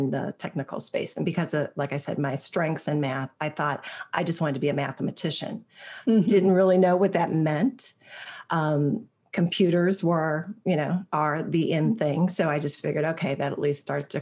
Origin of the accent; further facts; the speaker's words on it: Ohio, United States; I was actually born and raised in Ohio